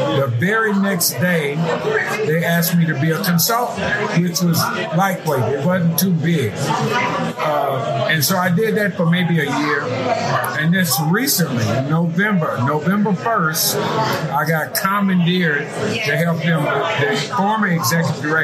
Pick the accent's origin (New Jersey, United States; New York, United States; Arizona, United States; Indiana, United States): Indiana, United States; Gary; moved away as an adult; also born or lived in Dallas, Texas; now in Houston, United States; Born and raised in Gary, Indiana.